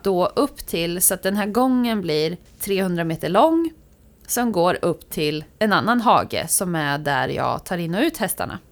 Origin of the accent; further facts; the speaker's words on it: Västra Götaland, Sweden; moved away; jag är från Västra Götaland